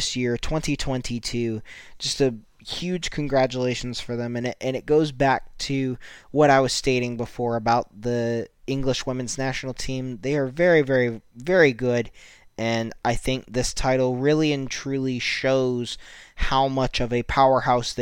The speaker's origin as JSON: {"language": "English", "country": "United States", "said": "me being an American"}